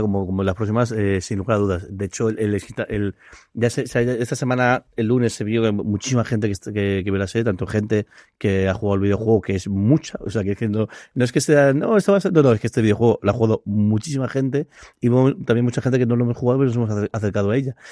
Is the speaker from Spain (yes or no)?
yes; Alicante, Valencian Community, Spain; somos alicantinos